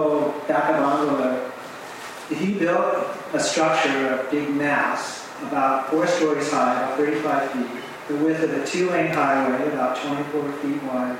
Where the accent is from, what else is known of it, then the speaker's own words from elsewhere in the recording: United States; I'm American